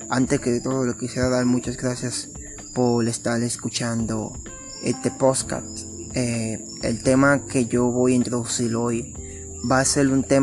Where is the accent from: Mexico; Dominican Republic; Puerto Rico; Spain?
Dominican Republic; Sabana de la Mar, Hato Mayor; born there; nací en Sabana de la Mar, esta está ubicada al este del país, es un pequeño pueblo costero